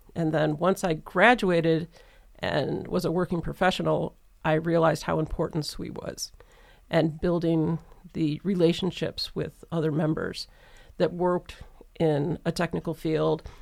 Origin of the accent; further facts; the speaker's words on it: Detroit, Michigan, United States; I grew up in the Metro Detroit area